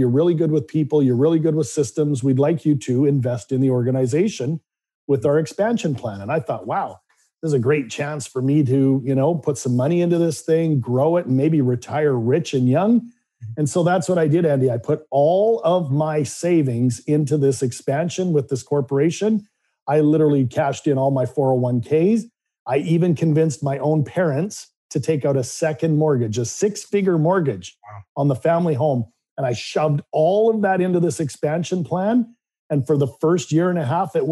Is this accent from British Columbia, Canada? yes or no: yes; Vancouver, British Columbia, Canada; I grew up in Vancouver, Canada.